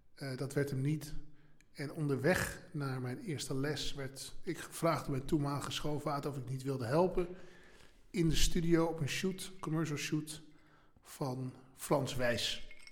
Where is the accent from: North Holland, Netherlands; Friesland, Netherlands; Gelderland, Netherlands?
North Holland, Netherlands; Amstelveen; Ik kom uit Amstelveen. waar ben ik, ben ik geboren en getogen in Amstelveen